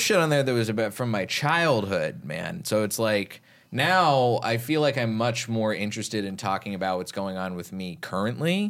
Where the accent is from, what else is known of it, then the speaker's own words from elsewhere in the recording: Texas, United States; growing up in Texas